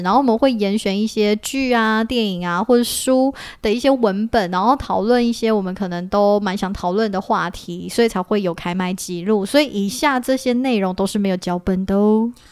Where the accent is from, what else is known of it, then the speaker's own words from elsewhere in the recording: Taiwan; 我们其实身为一个台湾人，我们不懂